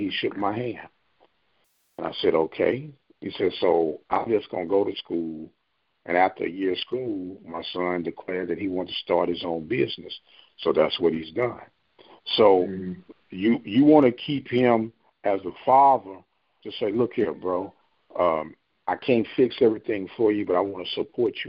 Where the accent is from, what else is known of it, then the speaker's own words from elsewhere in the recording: St. Louis, Missouri, United States; I'm from St. Louis